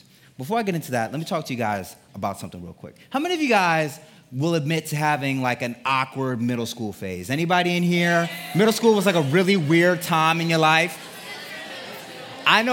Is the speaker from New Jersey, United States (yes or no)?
no; Connecticut, United States; I grew up in Connecticut. That's where I'm from, Connecticut